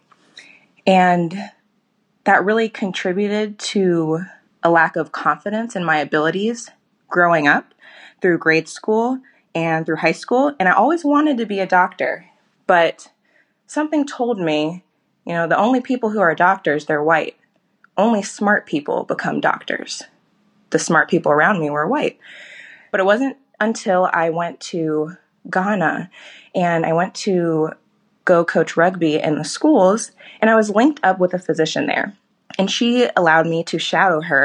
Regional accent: Cincinnati, Ohio, United States; I'm from Cincinnati, Ohio

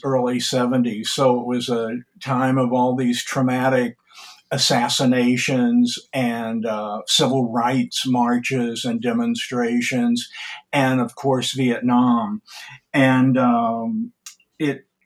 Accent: Columbia, Missouri, United States; also born or lived in Manhasset, New York; I was born in Columbia, Missouri

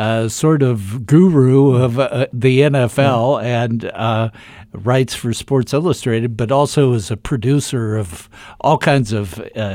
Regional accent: Dayton, Ohio, United States; And as growing up in Dayton, I would listen to him and pray for rain delays because he was one of the best storytellers ever.

